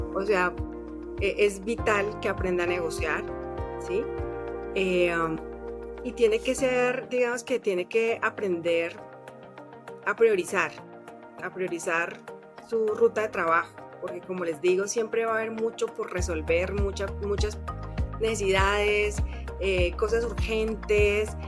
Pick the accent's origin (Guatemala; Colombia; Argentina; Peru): Colombia; moved away as an adult; now in Mexico City, Mexico; soy colombiana de nacimiento y mexicana de corazón. Llevo 14 años en, en México.